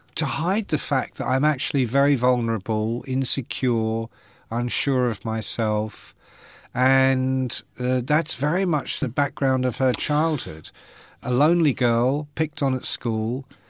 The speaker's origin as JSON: {"language": "English", "region": "London", "country": "United Kingdom", "said": "I come from London, and, uh, my parents were not educated"}